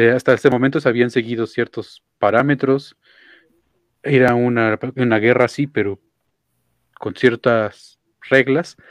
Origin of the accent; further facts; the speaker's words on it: Mexico; para México, para nuestro país